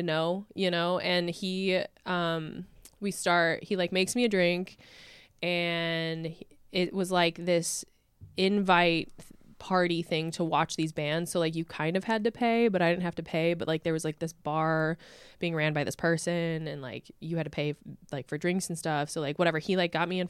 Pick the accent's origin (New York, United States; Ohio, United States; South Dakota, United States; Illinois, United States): Illinois, United States; McHenry County / Lake County area, suburbs of Chicago; I'm from the suburbs of Chicago, but like closer to Wisconsin than Chicago, really